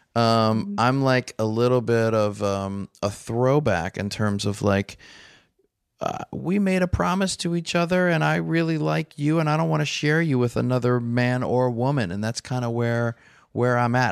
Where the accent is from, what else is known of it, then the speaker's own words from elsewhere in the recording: New Orleans, Louisiana, United States; I'm from New Orleans